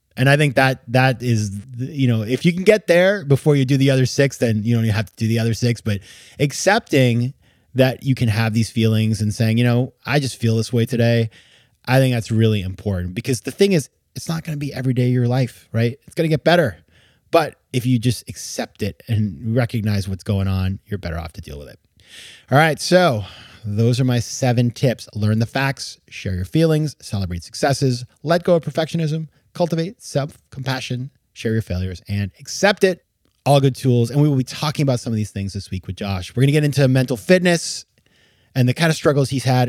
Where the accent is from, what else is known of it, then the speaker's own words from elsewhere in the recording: New England, United States; I grew up in New England